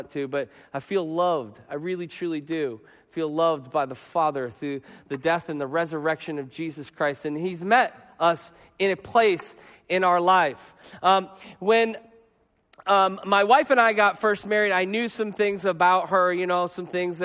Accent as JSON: {"language": "English", "region": "Arizona", "country": "United States", "said": "I'm from Arizona."}